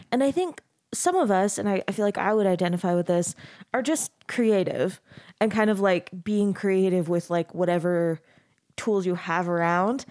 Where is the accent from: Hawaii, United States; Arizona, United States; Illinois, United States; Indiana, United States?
Arizona, United States; now in Utah, United States; I grew up in Arizona, so I've, I've been in Utah about ten years now